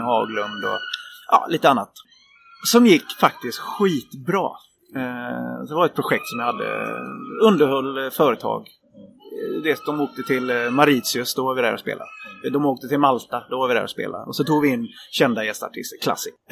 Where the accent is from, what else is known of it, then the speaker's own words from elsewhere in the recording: Varberg, Halland County, Sweden; Jag är uppväxt på landet utanför Varberg